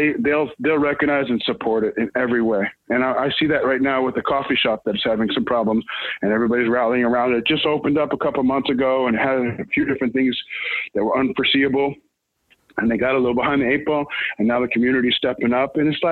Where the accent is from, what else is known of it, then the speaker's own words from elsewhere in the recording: Hollywood, California, United States; now in Tulsa, United States; It feels like when I was growing up in Hollywood, that if you dared to start a band, you had a chance.